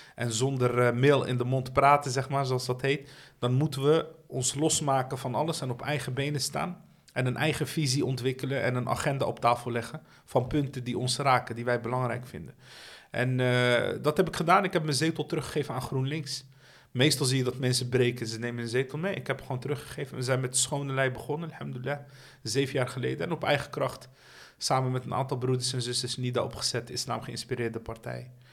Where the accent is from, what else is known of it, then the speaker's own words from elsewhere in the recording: Rotterdam, South Holland, Netherlands; ik ben opgegroeid in Dashaven